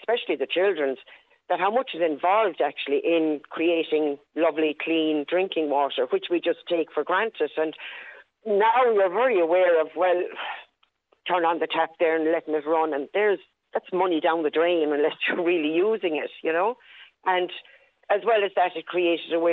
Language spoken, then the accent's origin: English; Gort, Connacht, Ireland; moved away as an adult; now in Ballon, Ireland; I'm from Galway, from Gort, County Galway. And I taught for a year at home in the lovely village of Kinvara by the sea